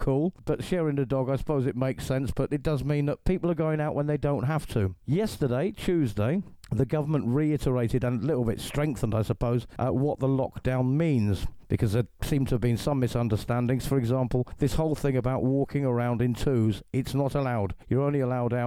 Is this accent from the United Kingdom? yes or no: yes; England, United Kingdom; now in Calahonda, Spain; I'm an English actor, radio host